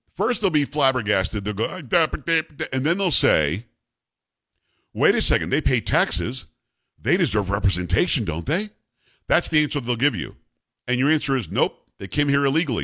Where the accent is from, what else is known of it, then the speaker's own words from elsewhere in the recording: Florida, United States; moved away; when I was growing up in Florida, we have groves there orange groves, lemon groves, grapefruit.